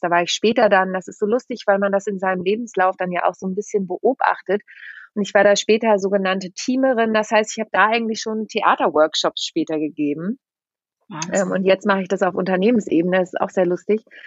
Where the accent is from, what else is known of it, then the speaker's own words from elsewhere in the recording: Lüneburg Heath, Braunschweig area, Lower Saxony, Germany; moved away as an adult; also born or lived in Mannheim; now in Hamburg, Germany; ich bin ja auf dem Dorf groß geworden, äh, in der Lüneburger Südheide bin ich aufgewachsen